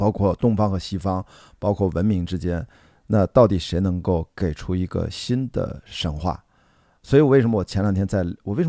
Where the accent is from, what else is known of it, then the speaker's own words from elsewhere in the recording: China; 这种未卜不是说咱作为中国人在这儿，呃，焦虑